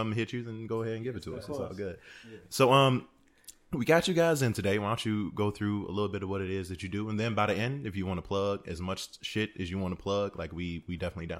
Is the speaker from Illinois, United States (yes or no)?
yes; Chicago, Illinois, United States; I'm from off 79th